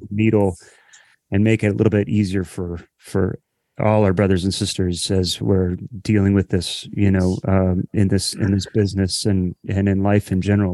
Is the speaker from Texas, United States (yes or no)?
no; Columbus, Ohio, United States; I grew up in Columbus, Ohio.